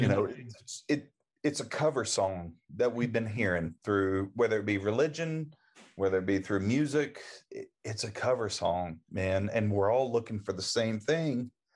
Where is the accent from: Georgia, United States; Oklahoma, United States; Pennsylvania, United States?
Oklahoma, United States; I grew up in Oklahoma.